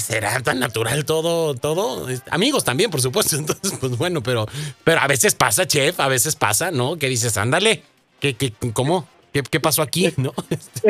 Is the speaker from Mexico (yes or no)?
yes; Mexico; now in United States; nosotros como mexicanos